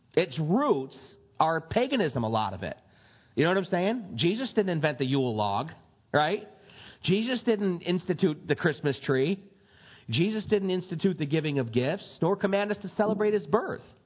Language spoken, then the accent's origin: English; United States; we're American citizens